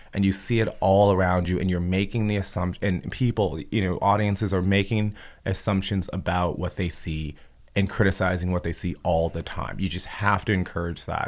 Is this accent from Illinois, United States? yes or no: yes; Chicago, Illinois, United States; I grew up in Chicago, but I was born in Cabrini Green housing projects